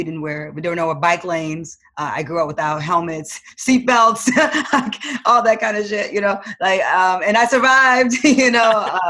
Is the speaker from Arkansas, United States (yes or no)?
no; Detroit, Michigan, United States; Cadillacs were like the only thing I thought a car was growing up in Detroit.